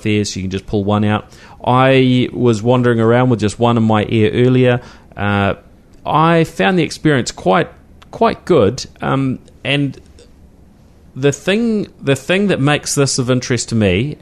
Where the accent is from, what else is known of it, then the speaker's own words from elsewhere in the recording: Christchurch, Canterbury, New Zealand; growing up in Christchurch, you know, cycling, that was just the norm because it was a flat city